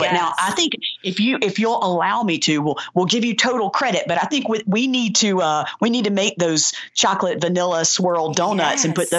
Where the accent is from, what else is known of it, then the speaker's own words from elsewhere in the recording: the South, United States; We're from the South. We're social.